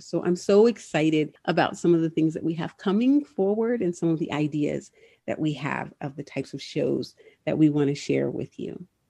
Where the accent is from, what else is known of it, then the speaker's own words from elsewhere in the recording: Southern California, United States; moved away; I'm originally from Southern California